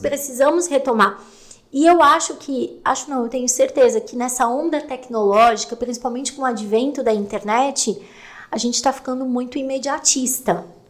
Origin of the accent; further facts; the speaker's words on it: Serra Catarinense, Santa Catarina, Brazil; eu sou da Serra Catarinense, então eu venho dessa coisa